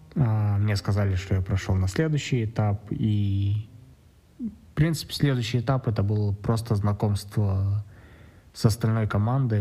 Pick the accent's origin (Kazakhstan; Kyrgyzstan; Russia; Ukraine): Kazakhstan; Astana; мне 30 лет, я из Астаны